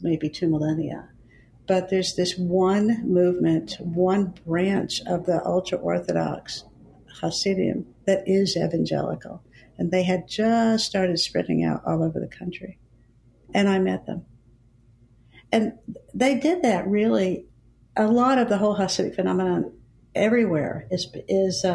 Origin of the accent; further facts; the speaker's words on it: Dallas, Texas, United States; accent: Texas; I was a middle American kid, born and raised in Dallas, grew up in public school. I think you can still hear a little bit of Texas in my voice